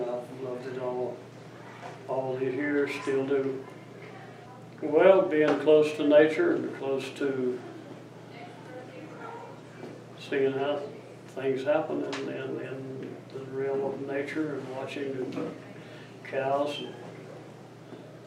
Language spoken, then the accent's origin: English; Bethel community, Watauga County, North Carolina, United States; I was born in the Bethel community of Watauga County